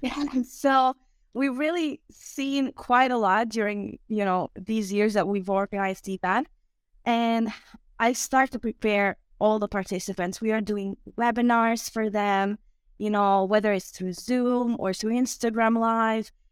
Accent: Osijek, Osijek-Baranja County, Croatia; English is a second language; also born or lived in Zagreb; originally I'm from Osijek, which is in Croatia

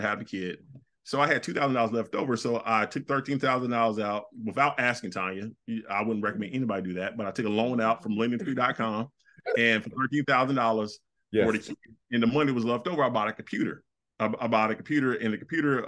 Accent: the South, United States; I'm a dude from the South.

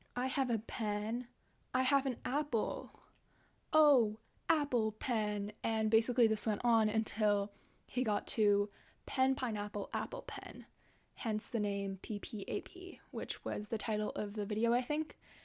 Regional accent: Canada; English is a second language; also born or lived in Japan; I grew up here in Canada, but I've gone to Japanese school

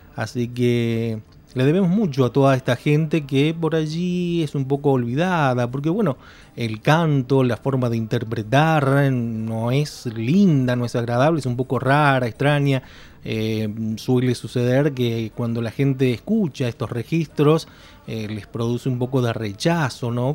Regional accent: Argentina; nos representa a los argentinos

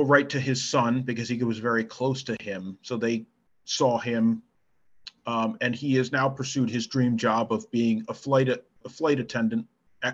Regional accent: East Coast of the United States, United States; I'm from the East Coast of the United States.

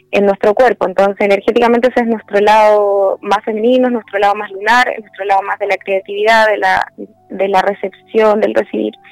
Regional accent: Santiago, Santiago Metropolitan, Chile; born there; now in Viña del Mar, Chile; Eh, nací en Santiago, pero he vivido en otras ciudades, pero llevo la mayor parte del tiempo aquí.

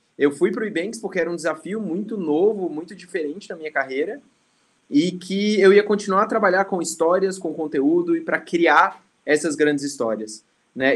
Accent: Brasília, Federal District, Brazil; also born or lived in Maceió; Eu sou de Maceió, meus pais são nordestinos, né? É, a gente foi para Brasília, eles muito novos, minha mãe ali com 19, com 20 e pouquinhos, meu pai com 20 alguma coisa. É, eles fiz, trabalharam lá, eu fui criado em Brasília

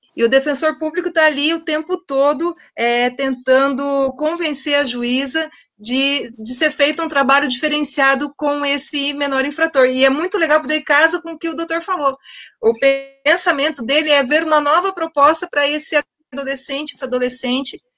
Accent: Londrina, Paraná, Brazil; na minha cidade, eu sou londrinense

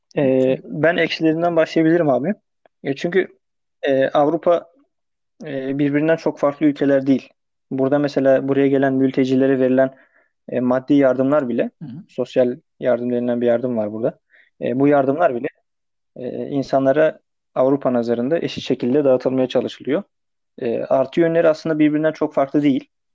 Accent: Turkey; moved away as an adult; now in France; yüzde yüz Türk'üm. Türkiye'den gelmişim

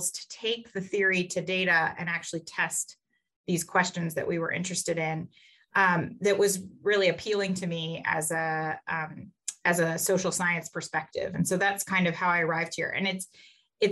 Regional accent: Kentucky, United States; moved away as an adult; now in Notre Dame, United States; I grew up in Kentucky, which some people consider Midwest, some people consider South, has a little bit of both

